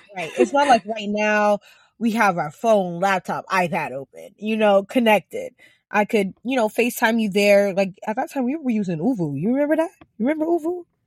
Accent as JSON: {"language": "English", "country": "Ghana", "tie": "born or raised there", "said": "growing up in Ghana"}